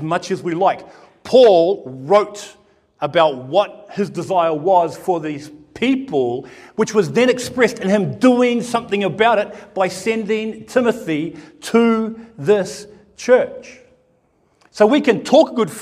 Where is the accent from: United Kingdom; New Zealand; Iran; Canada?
New Zealand; now in Australia; I'm from New Zealand